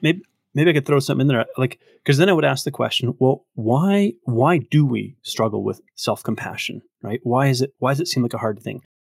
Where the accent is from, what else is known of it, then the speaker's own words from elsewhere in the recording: Victoria, British Columbia, Canada; now in Red Deer, Canada; I grew up in Victoria, but I actually now live in, in Red Deer, Alberta